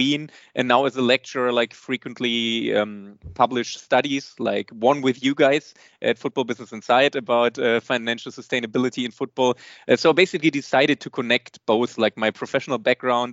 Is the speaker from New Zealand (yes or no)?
no; Bochum, North Rhine-Westphalia, Germany; moved away as an adult; now in St. Gallen, Switzerland; I was born and raised in Bochum in Germany